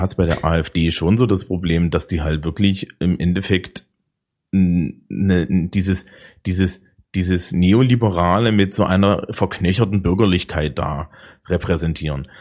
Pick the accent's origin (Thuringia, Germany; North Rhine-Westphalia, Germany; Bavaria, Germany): Thuringia, Germany; Eisenach; moved away; aus meiner alten Heimat Eisenach